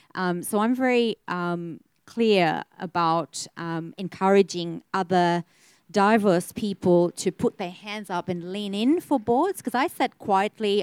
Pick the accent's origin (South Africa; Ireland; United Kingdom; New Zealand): South Africa; now in Australia; I'm South African born and raised